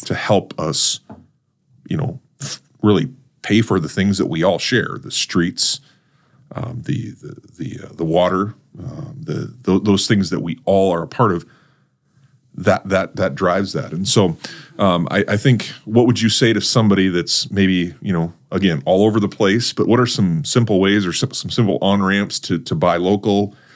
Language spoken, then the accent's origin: English; North Dakota, United States; now in Brandon, South Dakota, United States; I'm a North Dakota kid. I'm a transplant, too